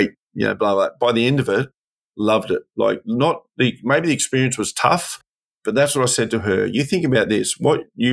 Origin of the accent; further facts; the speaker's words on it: Australia; as an Australian, I love this country, love this country. It's why I served for it